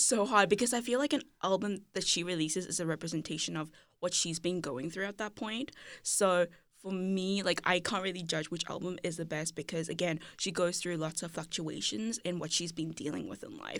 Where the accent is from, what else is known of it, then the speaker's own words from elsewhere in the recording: Cape Town, Western Cape, South Africa; I grew up in Cape Town, South Africa